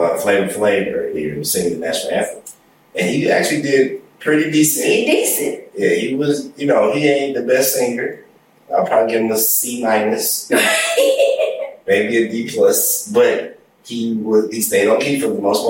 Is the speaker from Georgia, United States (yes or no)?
yes; Columbus, Georgia, United States; when I would say I was from Columbus, they'd be like, how close is that to Atlanta? I'm like, it's not. It's an hour and a half away.